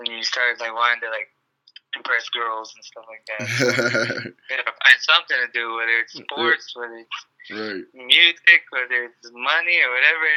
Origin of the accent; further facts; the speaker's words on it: Los Angeles, California, United States; I've always lived out here in L.A. my whole life